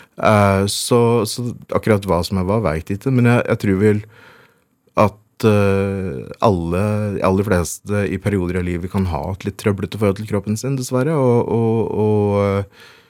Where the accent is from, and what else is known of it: Veldre, Innlandet, Norway; born or raised there